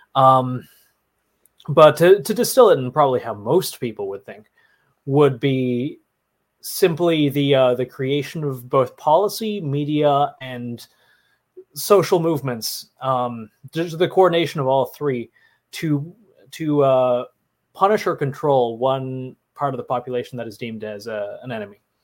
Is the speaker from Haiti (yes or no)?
no; Canada; do not judge me for being Canadian